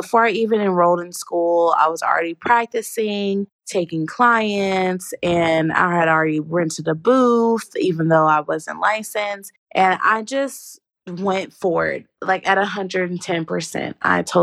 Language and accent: English; Dallas, Texas, United States; also born or lived in California; I was born in California, but I'm pretty much from Dallas